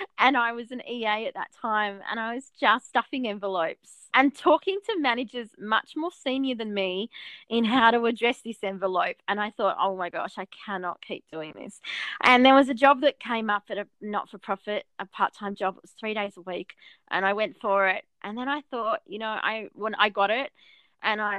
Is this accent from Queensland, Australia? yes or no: no; Albury, New South Wales, Australia; I grew up in Albury